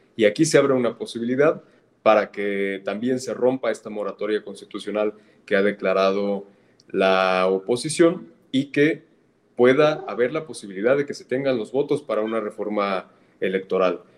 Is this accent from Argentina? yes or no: no; Tlalnepantla, State of Mexico, Mexico; yo que soy del Estado de México, de Tlalnepantla, hemos vivido aquí de cerca